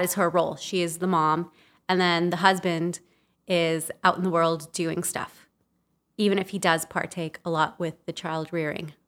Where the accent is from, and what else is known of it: Los Angeles, California, United States; born or raised there; also born or lived in El Salvador